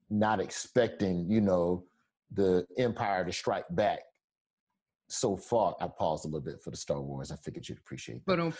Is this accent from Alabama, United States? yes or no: yes; Alabama, United States; moved away; I'm from Alabama where they got a carpool to drive three counties over just to get to a polling station